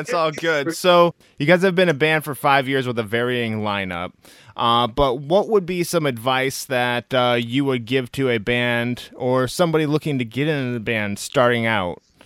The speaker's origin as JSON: {"language": "English", "region": "Midwest", "country": "United States", "moved": "yes", "lives_now": "Bay Area, United States", "said": "I'm out of yeah. the Bay Area up here. I'm originally from the Midwest"}